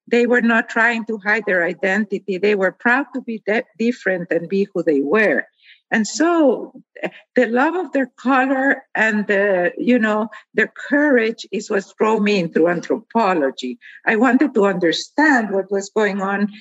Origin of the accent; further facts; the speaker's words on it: Guatemala; I grew up in Guatemala, a country where half of the population is indigenous.